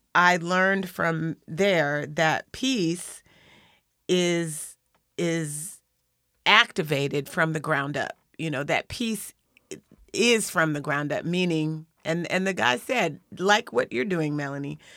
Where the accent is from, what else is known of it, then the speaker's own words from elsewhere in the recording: Lakewood, Washington, United States; I'm from, well, really, I'm from Lakewood